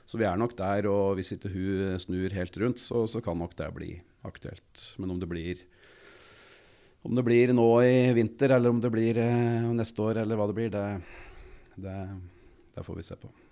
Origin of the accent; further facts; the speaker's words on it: Kapp, Innlandet, Norway; Vokste opp helt nede på Mjøsa, hjemme på Kapp